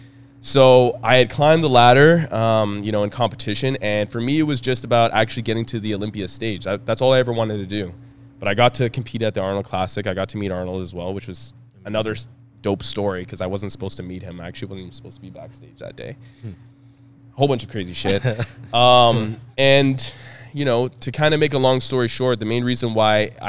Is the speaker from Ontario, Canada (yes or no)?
yes; Ottawa, Ontario, Canada; I'm from Ottawa